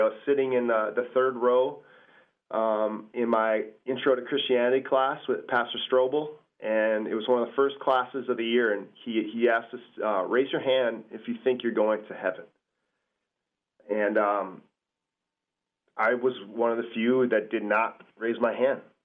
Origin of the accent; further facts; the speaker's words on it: Cedarburg, Wisconsin, United States; also born or lived in Milwaukee, Wisconsin; I'm born in Milwaukee, um, and we moved up to Cedarburg when I when I was a, a, little kid, um, about seven years old